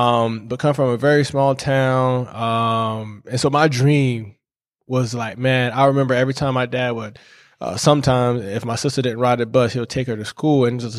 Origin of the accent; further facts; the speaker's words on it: St. George, South Carolina, United States; I'm from St. George, South Carolina. A lot of people know it as kind of like Charleston, South Carolina. Came up to Clemson 2011 on a full academic scholarship and football.